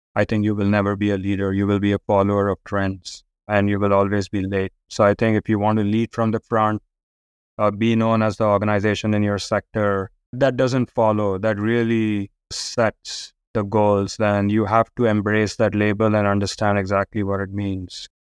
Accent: India; growing up in India

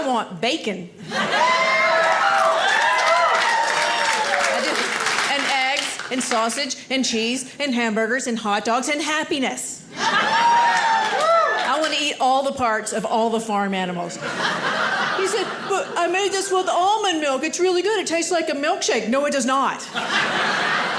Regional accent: Georgia, United States; now in Maine, United States; I live in Maine, but I grew up in Georgia

